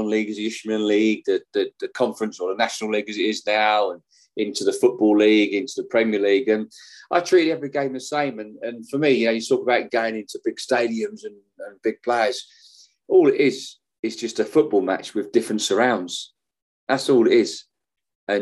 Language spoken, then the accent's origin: English; Welwyn Garden City, Hertfordshire, East of England, United Kingdom; moved away as an adult; from Willingdon City. I lived there up till 2001.